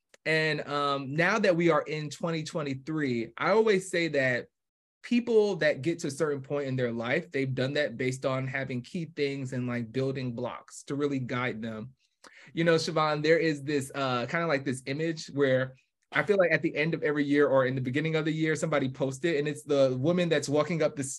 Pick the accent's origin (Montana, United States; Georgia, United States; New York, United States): New York, United States; also born or lived in New Jersey; now in Atlanta, United States; I do remember at least growing up in New York, and we eventually moved to Jersey. And then from Jersey, me and my family, we actually moved to Atlanta.